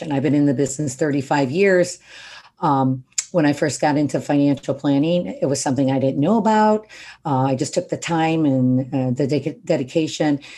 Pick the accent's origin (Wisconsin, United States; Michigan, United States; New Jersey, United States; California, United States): Michigan, United States; Detroit; moved away as an adult; I mean, I came out here from Detroit 35 years ago and I started with 50 bucks a month.